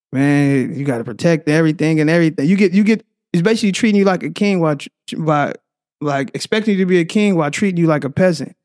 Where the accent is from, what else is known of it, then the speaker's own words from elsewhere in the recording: Oakland, California, United States; also born or lived in Tracy, California / San Leandro, California; I'm originally from Oakland